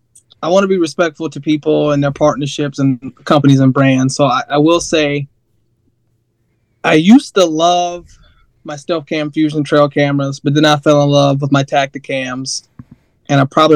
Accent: Callahan, Florida, United States; also born or lived in Jacksonville, Florida; now in Duluth area, Minnesota, United States; I was born in Jacksonville, Florida, raised Callahan, Florida, but I am now living just up 30 minutes south of Duluth, Minnesota.

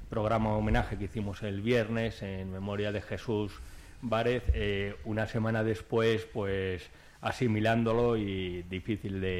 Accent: Aranda de Duero, Castile and León, Spain; ahí en Aranda, en mi tierra

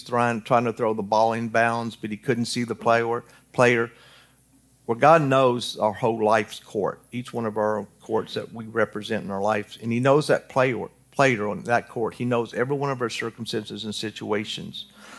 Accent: Newton, Kansas, United States; born there; I was born in Newton, Kansas. And no, I'm not a Kansas fan. I'm Kentucky all the way, 100%. I just happened to be born there.

